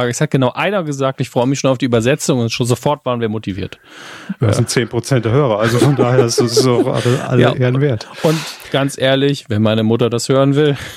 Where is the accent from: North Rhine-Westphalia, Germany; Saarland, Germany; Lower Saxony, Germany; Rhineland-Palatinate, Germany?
Saarland, Germany; Göttelborn; In, meiner, in meinem Heimatort Göttelborn war ich tatsächlich schon häufiger äh, und im dazugehörigen ja.